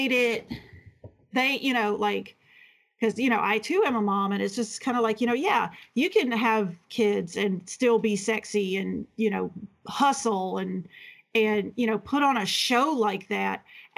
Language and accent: English; Louisiana, United States; growing up in Louisiana